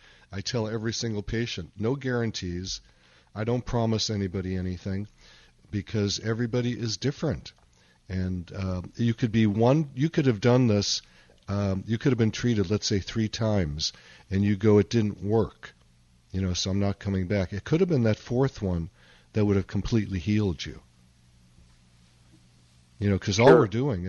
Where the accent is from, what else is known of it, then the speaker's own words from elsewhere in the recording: Chicago, Illinois, United States; Okay. My hometown.